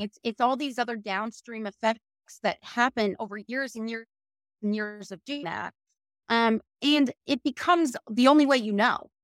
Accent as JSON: {"language": "English", "region": "Connecticut", "country": "United States", "also_born_or_lived": "Virginia / Maryland / Washington, D.C.", "moved": "as an adult", "lives_now": "Boca Raton, United States", "said": "I am from Connecticut"}